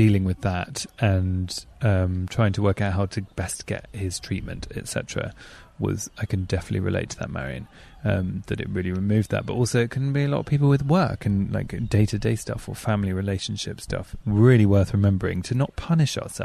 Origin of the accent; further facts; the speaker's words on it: England, United Kingdom; I'm too English.